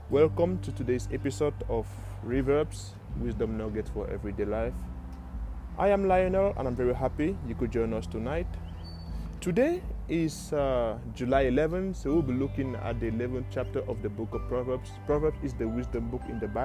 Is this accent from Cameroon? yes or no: yes; Cameroon; moved away; I am from Cameroon in Africa.